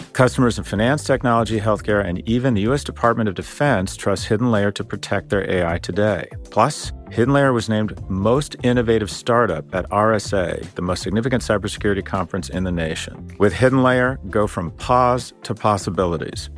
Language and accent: English; Scotland, United Kingdom; I'm Scottish